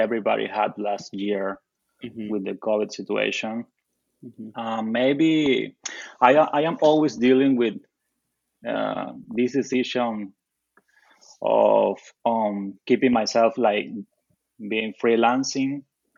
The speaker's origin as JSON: {"language": "English", "country": "Venezuela", "second_language": "English", "said": "I'm from Venezuela, as you just said. I studied graphic design in Caracas"}